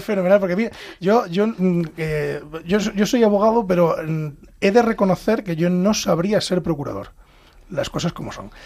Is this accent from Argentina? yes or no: no; Castile and León, Spain; moved away as an adult; now in Madrid, Spain; yo vengo de Ávila, de, provincias